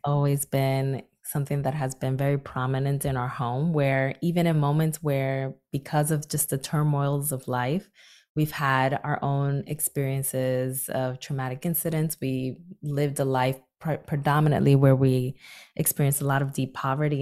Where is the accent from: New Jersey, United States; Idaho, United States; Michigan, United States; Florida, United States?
New Jersey, United States; Newark; volunteering in my hometown of Newark, New Jersey